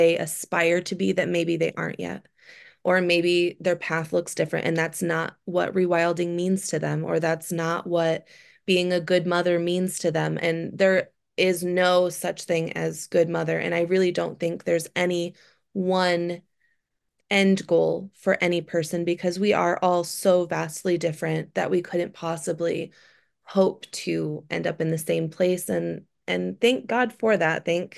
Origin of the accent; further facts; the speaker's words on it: Michigan, United States; moved away; also born or lived in Southern California; Growing up in Michigan, I never had an appreciation for the outdoors, but now coming back as an adult